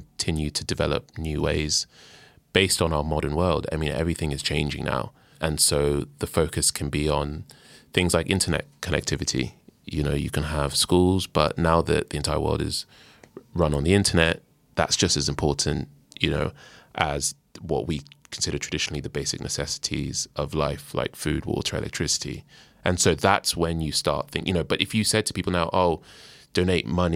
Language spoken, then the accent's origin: English; Nigeria; I'm Nigerian, and Nigeria is, as a country, is 60 years old. Like my parents are older than Nigeria